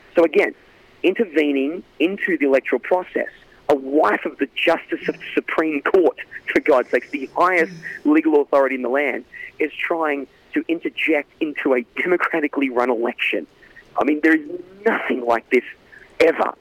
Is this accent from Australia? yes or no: yes; Australia; now in Los Angeles, United States; in Australia we do feel like we have a local voice